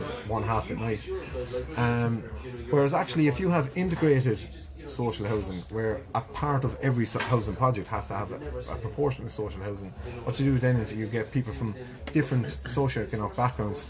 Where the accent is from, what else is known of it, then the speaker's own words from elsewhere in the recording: Cork, Munster, Ireland; moved away as an adult; now in Waterford, Ireland; I grew up in Cork City, my mother's from the north side of Cork City